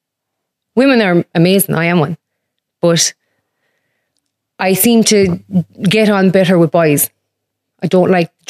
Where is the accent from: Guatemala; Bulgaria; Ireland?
Ireland; Doonbeg, County Clare; I am from a lovely little village called Dunbeg in West Clare.